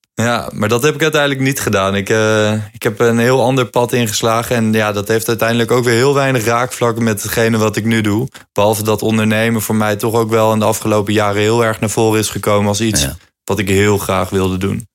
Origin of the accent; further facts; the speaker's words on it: Hoevelaken, Gelderland, Netherlands; Hoevelaken. Dat is het dorpje waar ik vandaan kom